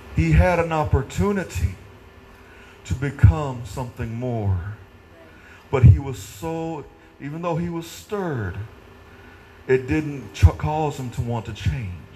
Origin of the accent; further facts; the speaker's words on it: Naylor, Missouri, United States; growing up in Naylor, there in Missouri, at that church.